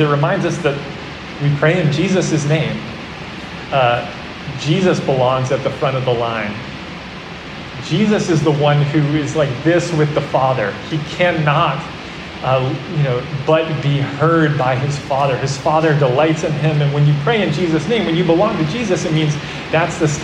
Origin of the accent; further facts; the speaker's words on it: New Jersey, United States; When I was growing up, I grew up in New Jersey